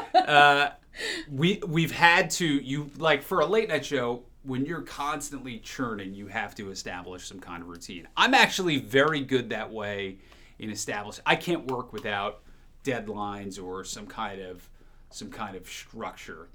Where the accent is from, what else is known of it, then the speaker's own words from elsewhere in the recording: New Jersey, United States; moved away as an adult; also born or lived in Rhinelander, Wisconsin / Chicago; I grew up in New Jersey